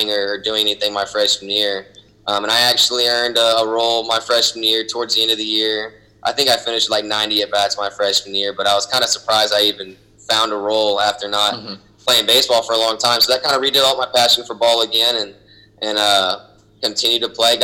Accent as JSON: {"language": "English", "town": "Houston", "region": "Texas", "country": "United States", "tie": "born or raised there", "also_born_or_lived": "Southlake, Texas", "said": "I grew up in Houston, Texas, so we grew up playing Little League around there."}